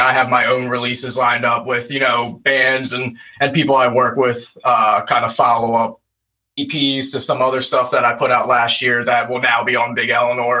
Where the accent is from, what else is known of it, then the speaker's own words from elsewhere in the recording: Lancaster, Pennsylvania, United States; we're from Lancaster, Pennsylvania